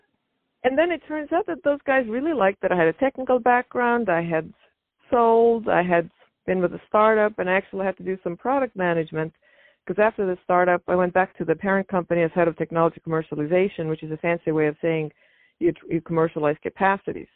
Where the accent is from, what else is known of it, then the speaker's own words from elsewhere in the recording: Estonia; moved away as an adult; now in United States; I grew up in Estonia, and it was a Soviet-occupied country back over in northeastern Europe